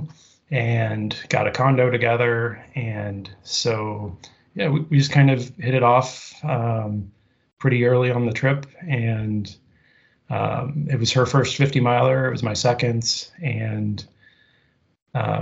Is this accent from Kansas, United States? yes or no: yes; Kansas City, Kansas, United States; moved away as an adult; now in Massachusetts, United States; Always lived on the Kansas side of the state line, about 2 miles from